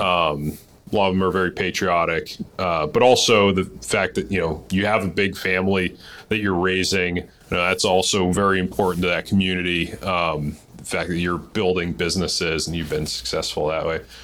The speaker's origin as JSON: {"language": "English", "region": "Massachusetts", "country": "United States", "said": "I'm from Massachusetts. Uh, a lot of us grew up Catholic"}